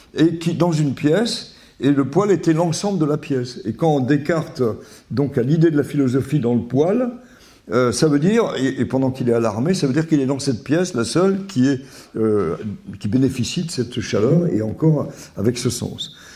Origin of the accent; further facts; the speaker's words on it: Vichy, Auvergne-Rhône-Alpes, France; j'ai passé toute mon enfance à Vichy